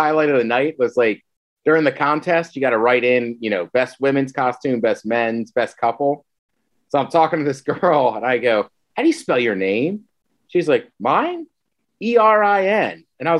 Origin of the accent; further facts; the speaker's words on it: Maryland, United States; now in Seattle, United States; growing up in Maryland